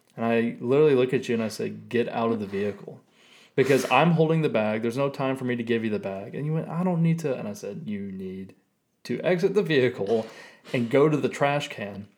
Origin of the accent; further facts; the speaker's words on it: Tennessee, United States; Being born and raised in Tennessee, Sonic is kind of like a staple of my culture